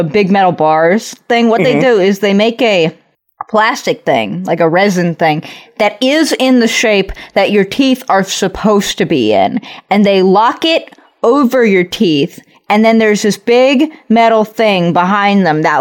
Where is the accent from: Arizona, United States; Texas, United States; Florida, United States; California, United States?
California, United States; Los Angeles; I am from Los Angeles